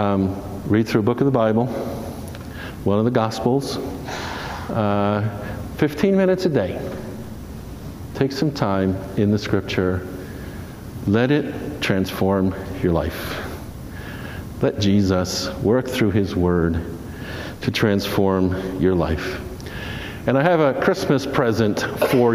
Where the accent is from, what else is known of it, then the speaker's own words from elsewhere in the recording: New Jersey, United States; I grew up in New Jersey